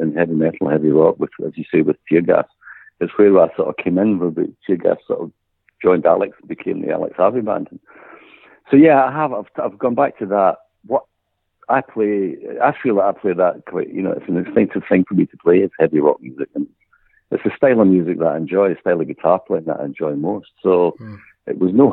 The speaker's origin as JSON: {"language": "English", "town": "Glasgow", "region": "Scotland", "country": "United Kingdom", "tie": "born or raised there", "also_born_or_lived": "Cyprus", "said": "I was born in Govan, which is a part of Glasgow"}